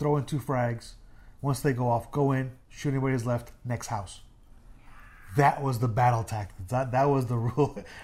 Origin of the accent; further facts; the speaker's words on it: New York City, New York, United States; moved away as an adult; also born or lived in Puerto Rico; Growing up in Brooklyn, New York, my apartment building faced east